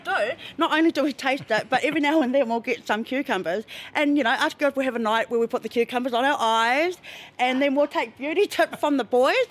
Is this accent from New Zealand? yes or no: yes; Tauranga, Bay of Plenty, New Zealand; moved away as an adult; now in Christchurch, New Zealand; I'm from Tauranga